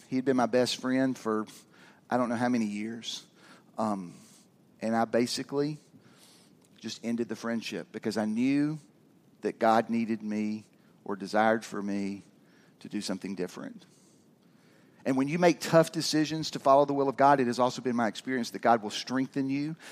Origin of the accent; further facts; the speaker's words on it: Georgia, United States; also born or lived in Kentucky; I moved to Georgia when I was six from Kentucky